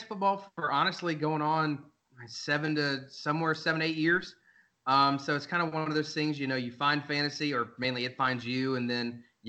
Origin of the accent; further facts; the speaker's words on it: North Carolina, United States; moved away as an adult; now in Kansas City, United States; I'm actually from North Carolina